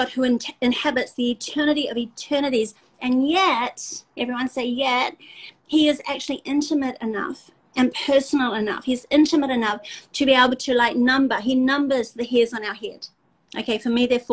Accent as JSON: {"language": "English", "country": "South Africa", "said": "We're South African"}